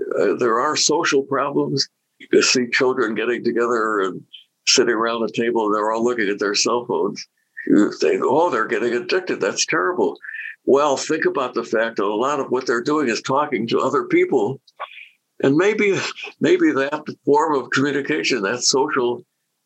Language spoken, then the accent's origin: English; United States; I'm proud of being an American.